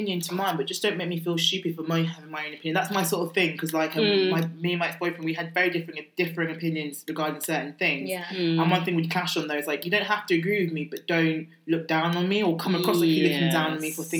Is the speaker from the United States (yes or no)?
no; United Kingdom; I am British born Ghanaian. So my mum came here when she was in her mid-20s.